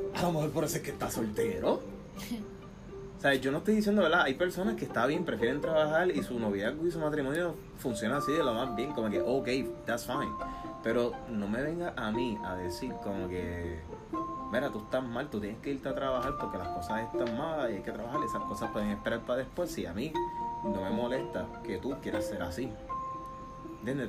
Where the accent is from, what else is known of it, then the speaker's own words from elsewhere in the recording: Puerto Rico; moved away; nosotros boricuas o sea, nosotros valoramos esos momentos, nosotros estamos criados en una cultura que se celebra Nochebuena en familia